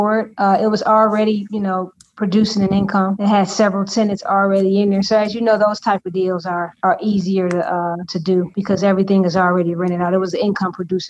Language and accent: English; Detroit, Michigan, United States; also born or lived in Houston; I was born and raised in Detroit. I'm a proud Detroiter